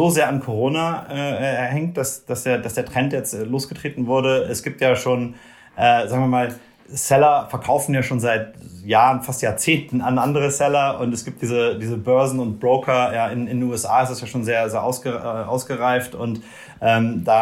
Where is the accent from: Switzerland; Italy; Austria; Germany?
Germany; Rhineland; moved away as an adult; also born or lived in Brazil; komme ich, komm ich aus Deutschland, aus dem Rheinland